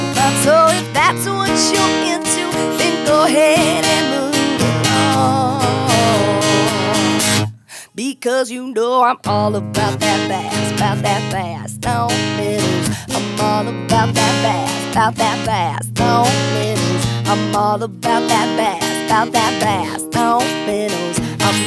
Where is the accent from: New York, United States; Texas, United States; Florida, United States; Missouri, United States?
Missouri, United States; Well, I grew up in the Ozark Mountains in southwest Missouri, a little teeny tiny town of 4,000 people. My parents have a turf and cattle farm.